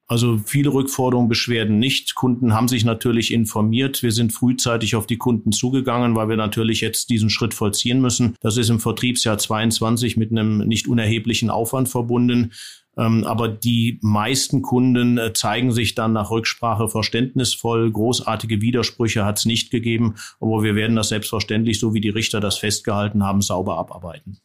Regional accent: Düsseldorf, North Rhine-Westphalia, Germany; moved away as an adult; also born or lived in Neuss / East Germany / Biberach; Ich bin im Rheinland geboren, in Neuss am Rhein und in Düsseldorf mehr oder weniger aufgewachsen.

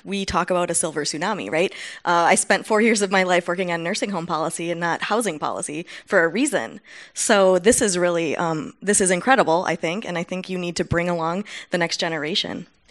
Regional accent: Wausau, Wisconsin, United States; I come from Wausau, Wisconsin

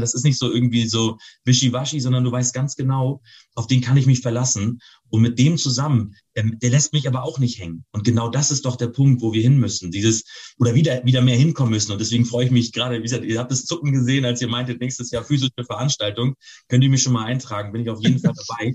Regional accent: Northern Germany, Germany; für mich als Norddeutscher

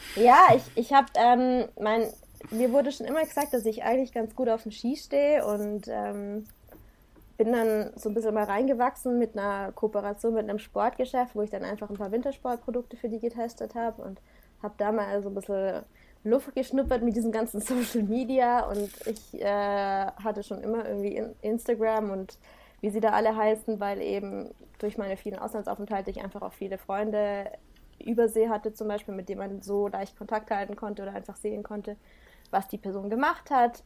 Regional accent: Black Forest, Baden-Württemberg, Germany; also born or lived in Singapore; ich bin im Schwarzwald aufgewachsen

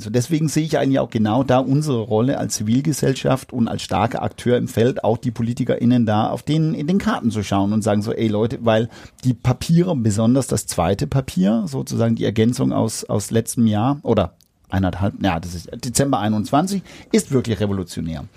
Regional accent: Denmark; German is a second language; now in Germany; als Däne bin ich ja

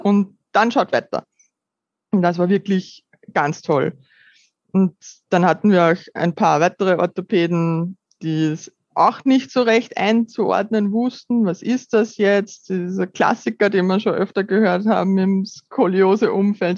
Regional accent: Upper Austria, Austria; ich bin 30 Jahre alt und komme aus Oberösterreich

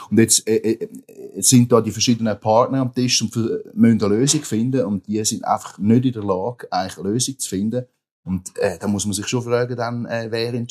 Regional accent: Rapperswil-Jona, St. Gallen, Switzerland; ich komme aus dem, äh, aus Rapperswil-Jona, meine unmittelbare Nähe bei uns, oder, sind halt drei Kantone, die zusammenkommen

